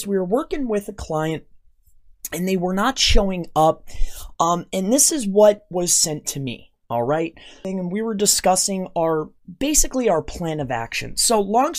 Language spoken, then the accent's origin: English; Florida, United States; my hometown in Florida